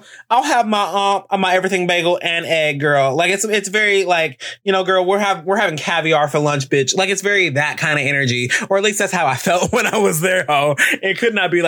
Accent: Alabama, United States; I'm from Alabama.

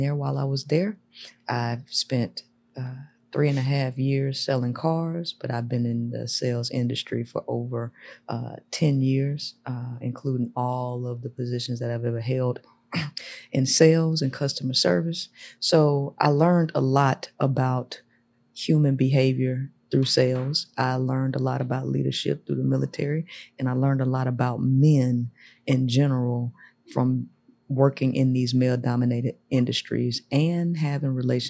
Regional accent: Shreveport, Louisiana, United States; moved away as an adult; now in Houston, United States; I'm originally from Shreveport, Louisiana, but I live in Texas. I've been in Houston for 12 years now.

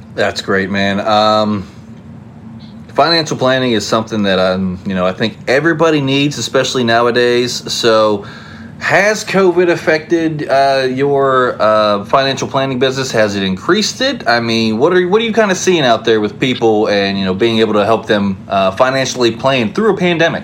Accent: West Virginia, United States; I grew up in West Virginia

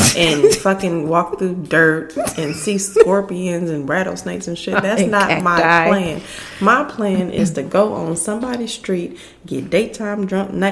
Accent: Texas, United States; I feel like I'm such a Texan

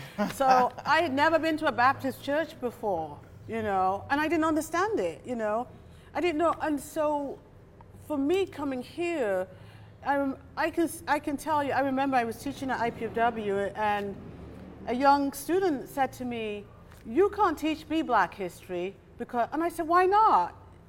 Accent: Nigeria; And so when I was in Nigeria during my teenage years, going to school

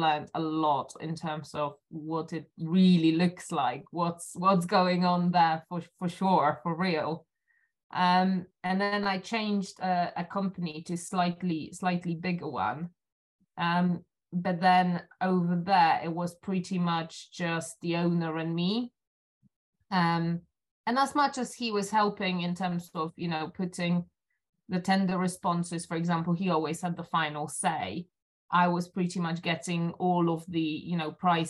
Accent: Silesian Voivodeship, Poland; moved away as an adult; now in London, United Kingdom; I was born in Poland. I was raised in Poland

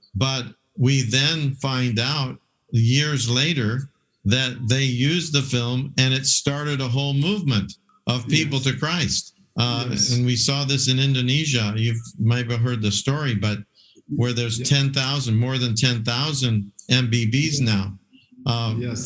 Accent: Hawaii, United States; moved away; also born or lived in Samoa; I did my DTS in Kona, in uh, Hawaii because I grew up in Hawaii

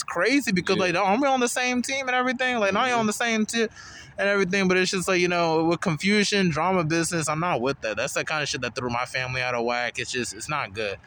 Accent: Charlotte, North Carolina, United States; we grew up in Charlotte for, like, a while

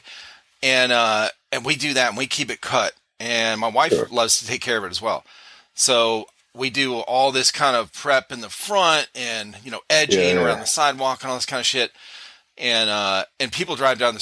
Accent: Northeast, United States; now in South Carolina, United States; I grew up in the Northeast.

